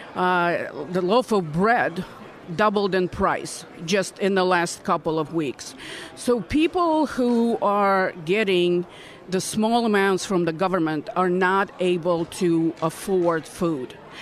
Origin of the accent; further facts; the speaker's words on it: Odesa, Odesa Oblast, Ukraine; moved away as an adult; now in Indiana, United States; I was born in Odessa, which at the time was the largest port on the Black Sea. Uh, I grew up there in a very harsh Soviet environment